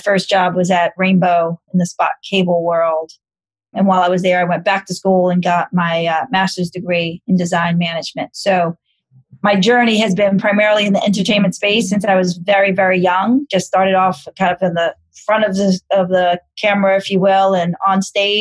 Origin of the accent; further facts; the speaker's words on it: New York City, New York, United States; I'm born and raised in New York City, in Manhattan